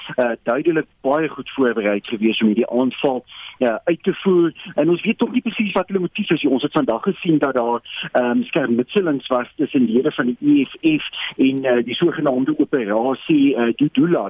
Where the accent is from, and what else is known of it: South Africa